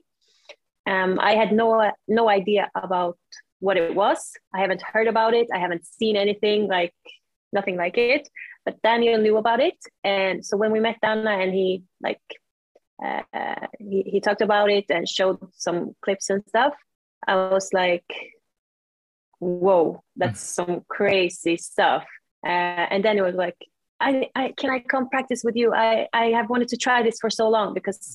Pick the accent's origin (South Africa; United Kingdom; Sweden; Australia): Sweden; also born or lived in Stockholm, Sweden; I'm from Sweden.